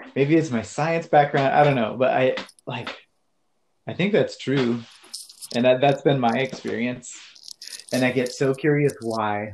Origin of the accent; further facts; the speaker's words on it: Pacific Northwest, United States; also born or lived in Boulder; I grew up in the Pacific Northwest and spent a lot of time in the woods and the mountains here